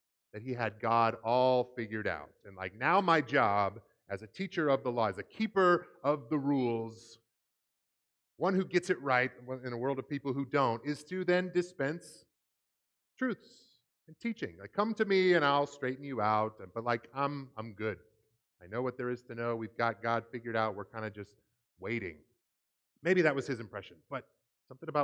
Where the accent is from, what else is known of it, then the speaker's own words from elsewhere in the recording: Seattle, Washington, United States; I grew up in the Seattle area